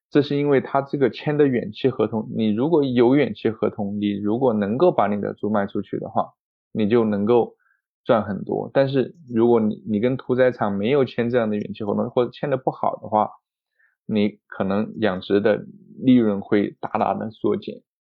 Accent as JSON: {"language": "Chinese", "country": "China", "also_born_or_lived": "Kansas, United States", "moved": "as an adult", "said": "我一个中国人"}